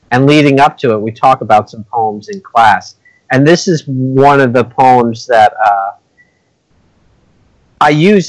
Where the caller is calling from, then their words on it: Upper Darby, Pennsylvania, United States; I'm in Upper Darby, PA.